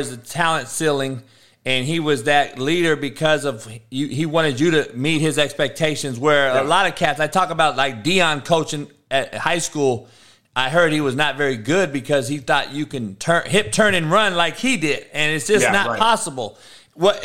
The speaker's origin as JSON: {"language": "English", "town": "Compton", "region": "California", "country": "United States", "tie": "born or raised there", "said": "we grew up in Compton together"}